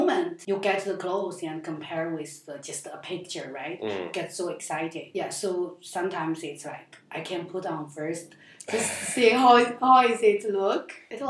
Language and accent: English; Henan, China; English is a second language; moved away as an adult; also born or lived in Zhengzhou, China; now in Shanghai, China; I come from Henan